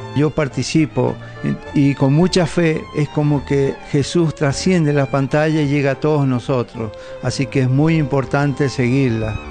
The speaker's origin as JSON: {"language": "Spanish", "country": "Argentina", "also_born_or_lived": "San Rafael, Mendoza", "said": "nuestro querido país Argentina"}